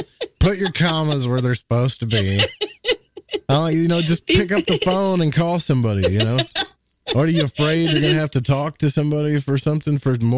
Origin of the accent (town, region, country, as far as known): Arkansas, United States; accent: Southern drawl